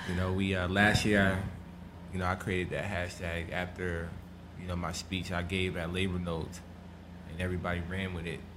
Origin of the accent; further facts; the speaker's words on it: Hackensack, New Jersey, United States; my hometown's Hackensack.